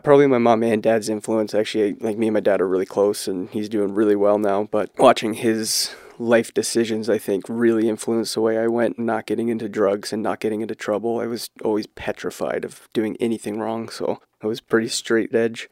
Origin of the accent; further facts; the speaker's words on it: Barrie, Ontario, Canada; I grew up in Barrie, similar to Gord